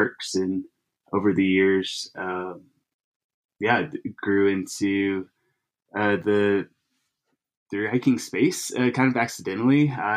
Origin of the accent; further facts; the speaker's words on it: Arkansas, United States; now in Texas, United States; Grew up in Arkansas